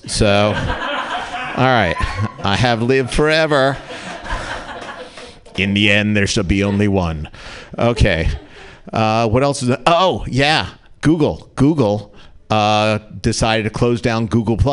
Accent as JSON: {"language": "English", "region": "New Jersey", "country": "United States", "tie": "born or raised there", "moved": "yes", "lives_now": "California, United States", "said": "I grew up in New Jersey"}